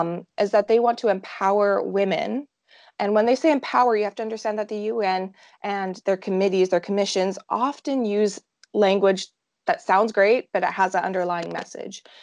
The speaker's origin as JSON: {"language": "English", "town": "Saskatoon", "region": "Saskatchewan", "country": "Canada", "said": "I am from Saskatoon, Saskatchewan, right in the middle of Canada"}